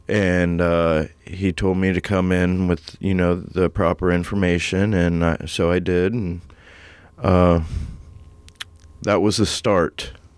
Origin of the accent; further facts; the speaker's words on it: New Philadelphia, Ohio, United States; moved away as an adult; So I came from New Philadelphia, and I came up here, and I went to the hospital